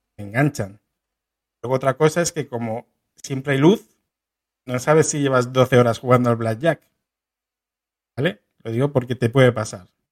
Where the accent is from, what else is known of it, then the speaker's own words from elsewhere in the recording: Getafe, Community of Madrid, Spain; Los seis pibardos de Getafe